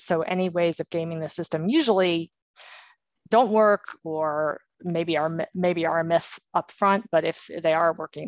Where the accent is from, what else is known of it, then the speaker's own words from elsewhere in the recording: Maryland, United States; I grew up in Maryland, the Maryland, Virginia area. And yeah, all kind of up and down the East Coast in my younger years.